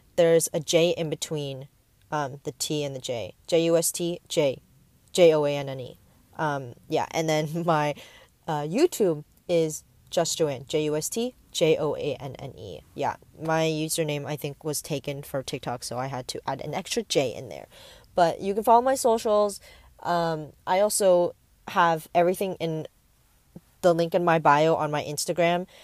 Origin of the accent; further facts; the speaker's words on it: Bay Area, California, United States; also born or lived in Taipei, Taiwan; I am from the Bay Area, and I've grown up here. I was born and raised here